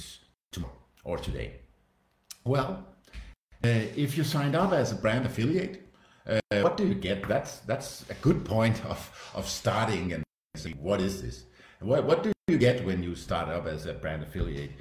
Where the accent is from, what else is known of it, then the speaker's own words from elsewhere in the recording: Denmark; now in Switzerland; I'm Danish, live in Switzerland